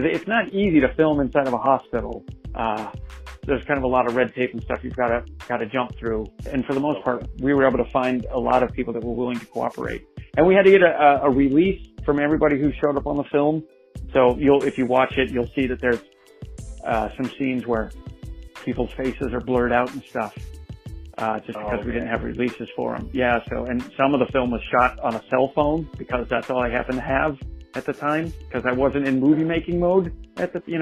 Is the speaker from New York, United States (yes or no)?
no; Salt Lake City, Utah, United States; I was born and raised in Salt Lake City, Utah.